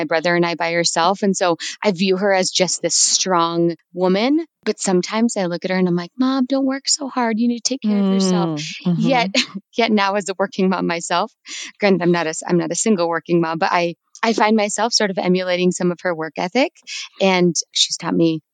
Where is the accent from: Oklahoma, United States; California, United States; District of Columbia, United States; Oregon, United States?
California, United States; also born or lived in New Mexico / Iowa; now in Denver, United States; I am originally from California. It's where I was born